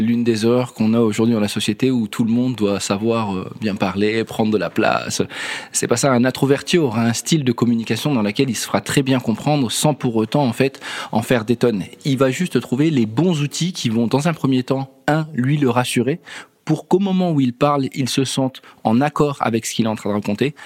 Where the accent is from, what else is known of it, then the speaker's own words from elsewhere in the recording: France; en tant que Français